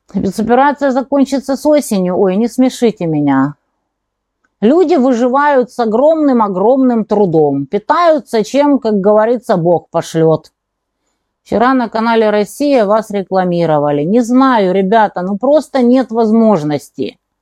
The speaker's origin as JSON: {"language": "Russian", "town": "Kerch", "region": "Crimea", "country": "Ukraine", "tie": "born or raised there", "moved": "yes", "lives_now": "Donetsk", "said": "греки основали там колонию Пантикопеи, например, мой родной город"}